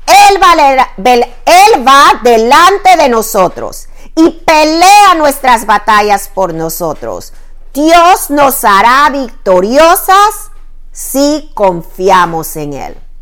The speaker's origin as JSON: {"language": "Spanish", "country": "Panama", "moved": "yes", "lives_now": "Virginia, United States", "said": "mi país de origen"}